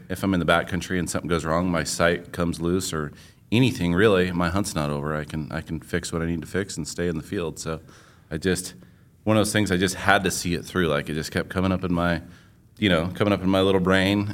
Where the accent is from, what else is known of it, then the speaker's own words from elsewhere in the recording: Middleton, Idaho, United States; Middleton, Idaho